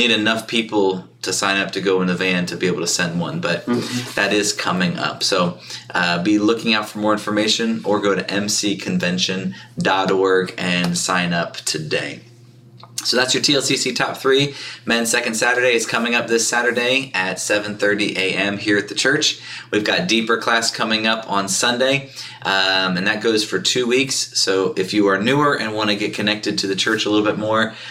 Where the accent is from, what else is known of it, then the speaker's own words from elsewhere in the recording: Eastern, East Coast, United States; accent: Eastern; my Eastern accent was coming out a little more